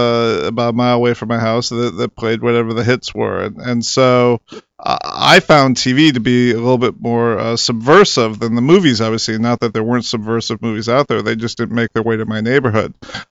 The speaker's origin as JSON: {"language": "English", "town": "Rockford", "region": "Illinois", "country": "United States", "tie": "born or raised there", "said": "Yeah, I'm from Rockford, Illinois, so I grew up a Bears fan. Although growing up, I was right near the Wisconsin border"}